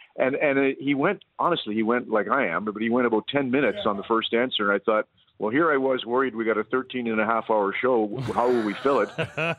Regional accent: Red Deer, Alberta, Canada; the first time we took it on the road was actually Red Deer, my hometown.

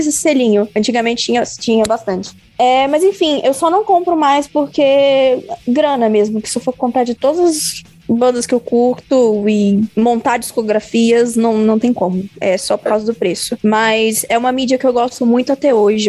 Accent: Campos dos Goytacazes, Rio de Janeiro, Brazil; now in São Paulo, Brazil; em Campos, no interior do Rio, onde eu nasci

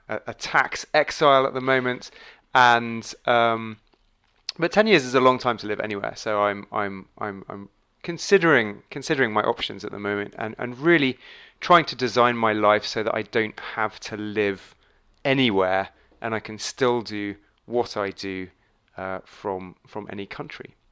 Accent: England, United Kingdom; moved away as an adult; now in Dubai, United Arab Emirates; I'm English.

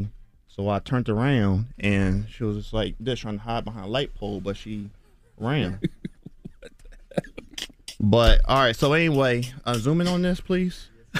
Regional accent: Philadelphia, Pennsylvania, United States; Yeah, I'm from North Philly, born and raised. I just drew all my life.

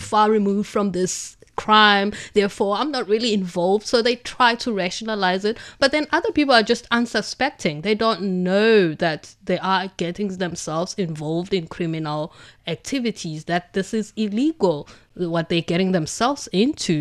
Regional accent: Durban, KwaZulu-Natal, South Africa; now in Beijing, China; I come from Durban in South Africa, which is a coastal city on the east coast of South Africa

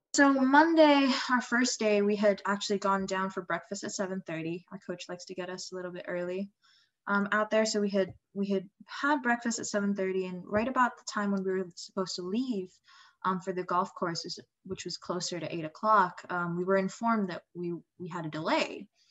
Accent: Indonesia; moved away; I'm from Indonesia originally

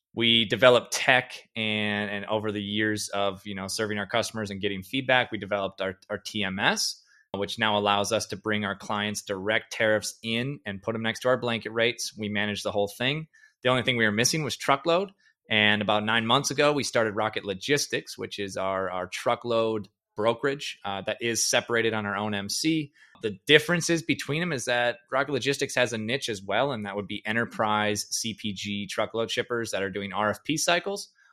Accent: Perham, Minnesota, United States; now in Fargo, United States; I grew up in a town called Perm, Minnesota. It's an hour from Fargo

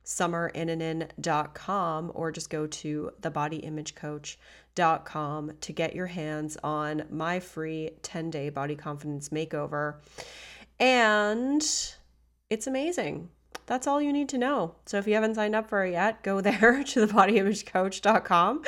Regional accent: Canada; I'm Canadian, we have our own dialect too

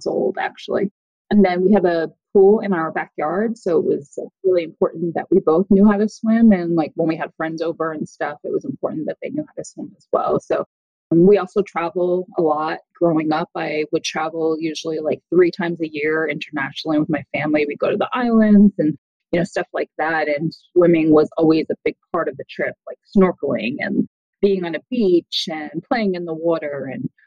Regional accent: United States; also born or lived in Boston, United States; I grew up right outside of New York City

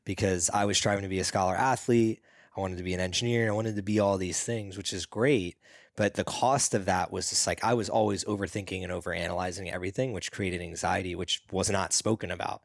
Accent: East Coast, United States; when I grew up on the East Coast

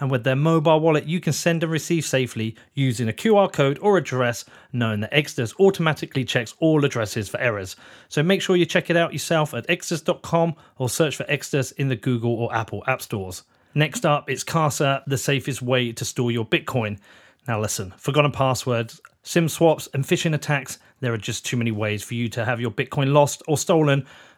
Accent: Reading, South East England, United Kingdom; because I told you I was born in Reading.

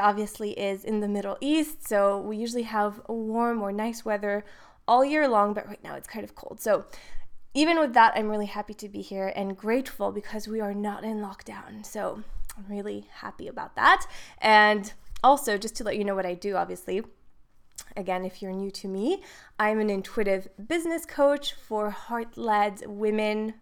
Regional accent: Switzerland; moved away as an adult; now in Dubai, United Arab Emirates; I am from Switzerland, but living in Dubai

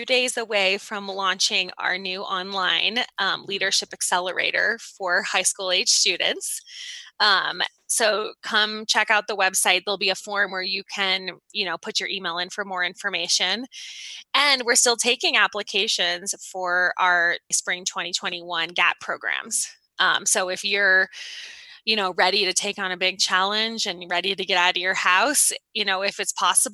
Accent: Boulder, Colorado, United States; moved away as an adult; also born or lived in Boston, Massachusetts; I grew up in Boulder, Colorado

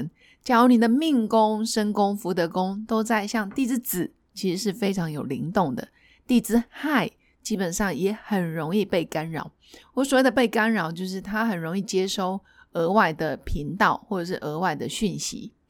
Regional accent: China; 原因是我们就是中国人，中国人毕竟有五千年以上的历史

